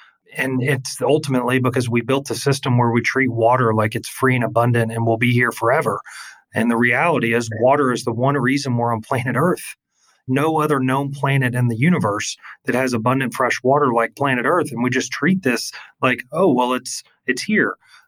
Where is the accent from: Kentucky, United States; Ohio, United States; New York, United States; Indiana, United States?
Kentucky, United States; growing up in Kentucky, one of the largest coal-producing states in the U.S.